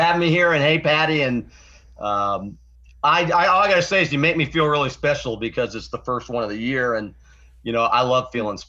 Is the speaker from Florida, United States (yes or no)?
yes; Florida, United States; I was just a little baby when we got back. Anyhow, I grew up in Florida. Went off to Florida State University, got my degree in restaurant management